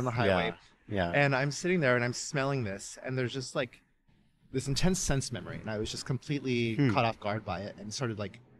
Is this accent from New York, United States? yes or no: no; Dallas, Texas, United States; moved away as an adult; also born or lived in Austin; now in California, United States; And I grew up in the Dallas area and made a little stop in Austin before here, but yeah, I feel like a Californian now.